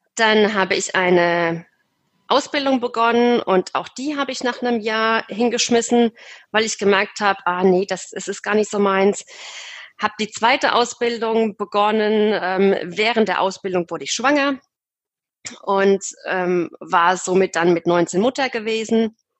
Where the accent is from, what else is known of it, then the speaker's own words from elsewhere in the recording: Aschaffenburg, Bavaria, Germany; ich komme aus dem Raum Aschaffenburg